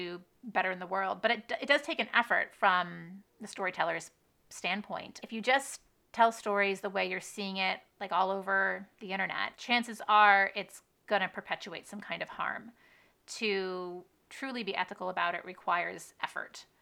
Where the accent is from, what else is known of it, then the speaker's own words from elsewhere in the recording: United States; my home country, in my home state